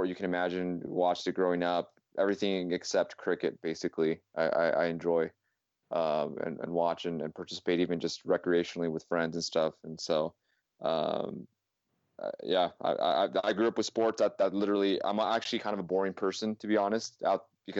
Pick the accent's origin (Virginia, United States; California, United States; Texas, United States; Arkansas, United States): California, United States; San Diego; moved away as an adult; now in Utah, United States; I'm originally from San Diego, California. So, back when I was growing up in the '90s